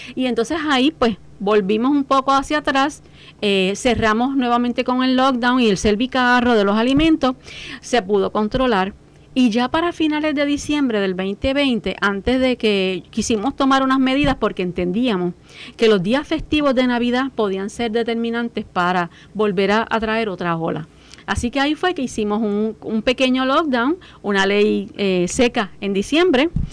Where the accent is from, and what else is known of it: Puerto Rico